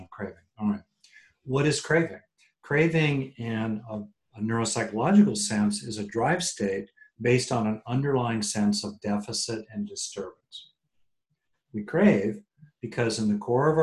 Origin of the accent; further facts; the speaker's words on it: California, United States; I'm from California